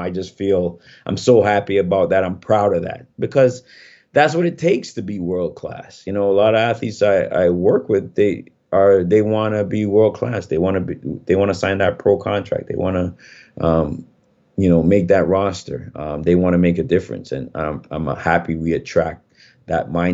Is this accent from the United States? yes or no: no; Jamaica; I'm Jamaican